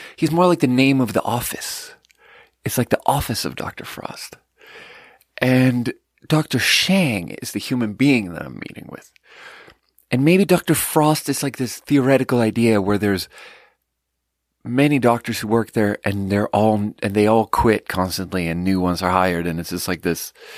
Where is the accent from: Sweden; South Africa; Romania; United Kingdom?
Sweden; moved away; I'm from Sweden